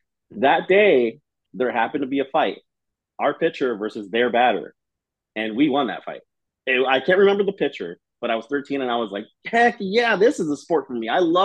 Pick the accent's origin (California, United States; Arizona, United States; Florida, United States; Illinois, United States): California, United States; Los Angeles; So I grew up in Echo Park